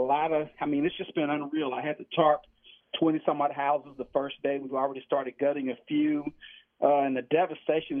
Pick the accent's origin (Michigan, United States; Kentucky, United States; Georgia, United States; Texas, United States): Texas, United States; Houston; also born or lived in California; born and bred in Houston, Texas